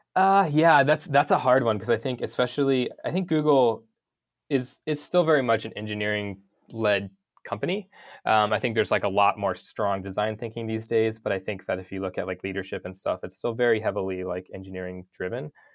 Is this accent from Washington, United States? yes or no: no; North Idaho, United States; I grew up in North Idaho, um, in a town of five hundred people